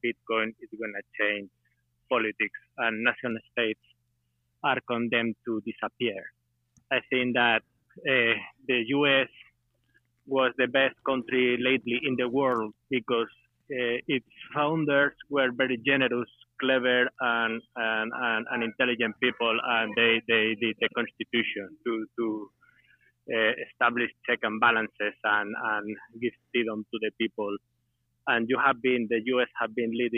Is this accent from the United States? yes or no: no; Spain; I'm from Spain